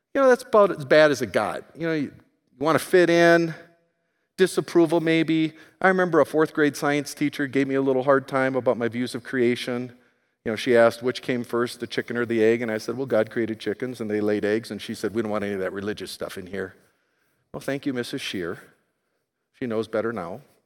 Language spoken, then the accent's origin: English; United States; it was the U S